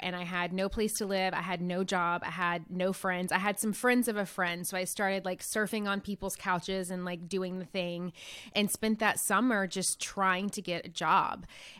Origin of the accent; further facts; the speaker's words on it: Nashville, Tennessee, United States; I'm from Nashville, Tennessee, actually originally from a really small town in Tennessee, and come from just a very blue collar working family.